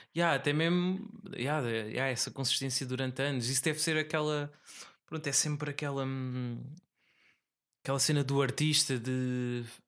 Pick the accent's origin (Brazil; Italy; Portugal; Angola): Portugal; Tomar, Centro; moved away; na minha terra natal, em Tomar